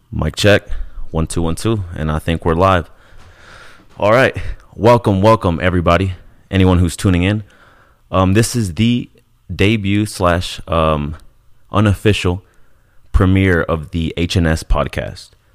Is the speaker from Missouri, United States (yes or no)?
yes; Kansas City, Missouri, United States; moved away as an adult; also born or lived in Ciudad Juarez, Chihuahua, Mexico; now in Colorado, United States; I was raised in Kansas City, uh, and now I'm living in Colorado